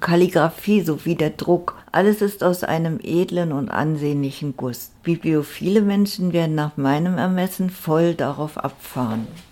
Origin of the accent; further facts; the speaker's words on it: Berlin, Germany; now in Lüneburg, Germany; Ich bin Berlinerin, Jahrgang 1949, komme aus einer Arbeiterfamilie